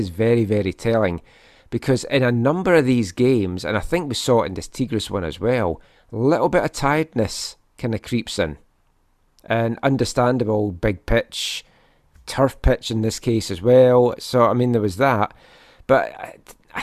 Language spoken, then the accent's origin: English; Scotland, United Kingdom; moved away; you know me as a Scot